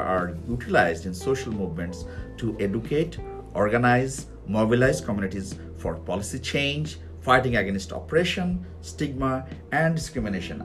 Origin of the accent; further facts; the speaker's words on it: Bangladesh; I'm from Bangladesh